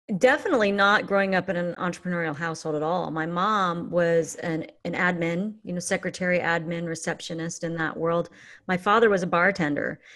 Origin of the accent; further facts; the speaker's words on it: Fullerton, California, United States; moved away as an adult; also born or lived in Newport Beach / Placentia; now in Santa Cruz, United States; I grew up in Fullerton and Placentia.